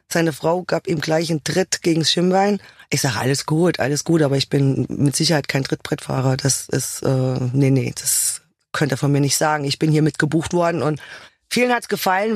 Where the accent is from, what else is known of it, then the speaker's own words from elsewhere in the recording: Hesse, Germany; Zu Hause bin ich da, wo ich geboren bin. In Hesse